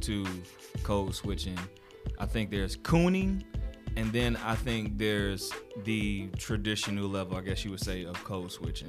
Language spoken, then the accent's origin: English; the South, United States; If I'm just kicking it with the homies, I'm from the South. A lot of times I might not enunciate a lot of my words.